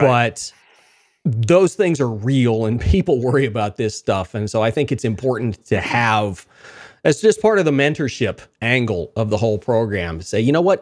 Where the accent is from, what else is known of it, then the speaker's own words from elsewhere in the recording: Wichita Falls, Texas, United States; I grew up in Wichita Falls